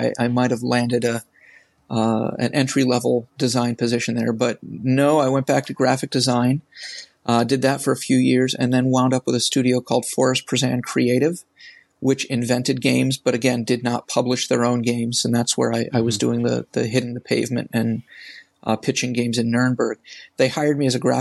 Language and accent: English; New England, United States; I grew up in New England